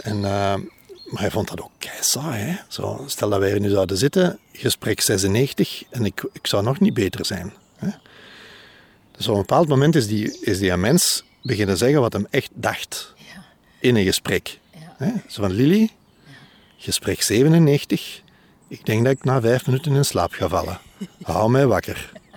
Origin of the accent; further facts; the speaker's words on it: Antwerp, Flanders, Belgium; ik ben van Antwerpen